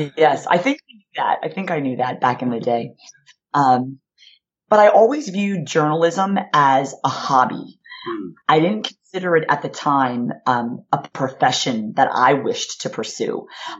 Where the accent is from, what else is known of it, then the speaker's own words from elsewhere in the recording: Philadelphia, Pennsylvania, United States; So I grew up in Philadelphia, Pennsylvania, in a working class neighborhood. We were first generation college students, my sister and I.